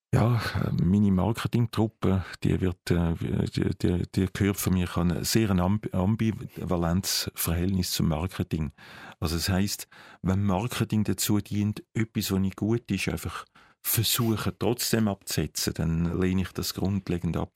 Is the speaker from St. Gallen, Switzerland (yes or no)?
no; Zurich, Switzerland; ich als Zürcher